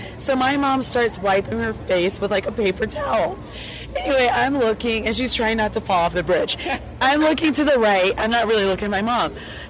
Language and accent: English; Colorado, United States; We're from Colorado.